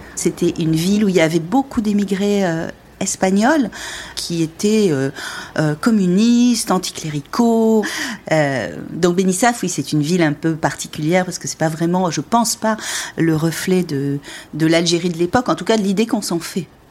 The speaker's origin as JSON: {"language": "French", "town": "Perpignan", "region": "Occitania", "country": "France", "tie": "born or raised there", "moved": "yes", "said": "je, suis allée à Perpignan, c'est là où j'ai grandi"}